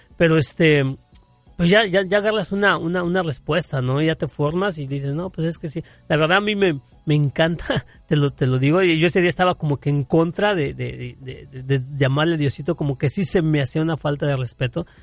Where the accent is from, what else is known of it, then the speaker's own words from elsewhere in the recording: Mexico; como buen ciudadano mexicano